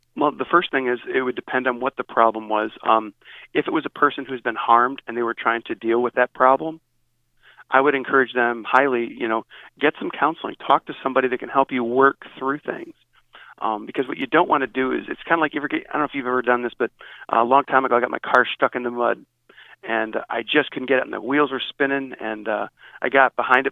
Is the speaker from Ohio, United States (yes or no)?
yes; Northeast Ohio, United States; I grew up in Northeast Ohio